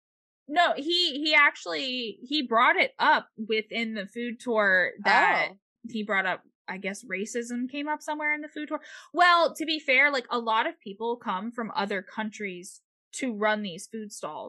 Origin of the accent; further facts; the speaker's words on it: Florida, United States; we're from Florida.